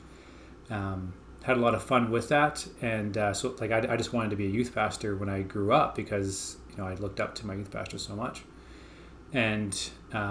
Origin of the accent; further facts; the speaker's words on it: Calgary, Alberta, Canada; I grew up here in Calgary, Alberta.